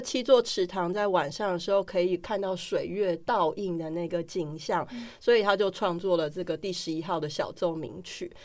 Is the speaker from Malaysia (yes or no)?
no; Taiwan; 对我们台湾人来说